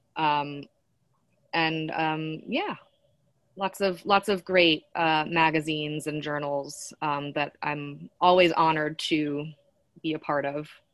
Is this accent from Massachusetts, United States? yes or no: yes; Western Massachusetts, United States; moved away; I grew up in Western Massachusetts, um, not far from Amherst